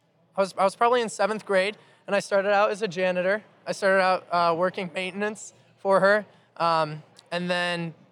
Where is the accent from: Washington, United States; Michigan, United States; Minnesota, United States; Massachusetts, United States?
Michigan, United States; Ann Arbor; I was born in Ann Arbor, and I'm the youngest of 6 kids.